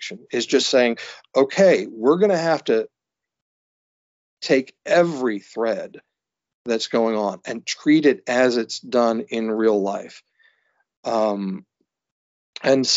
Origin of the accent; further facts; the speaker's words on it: the South, United States; also born or lived in New York; now in New England, United States; being a Southerner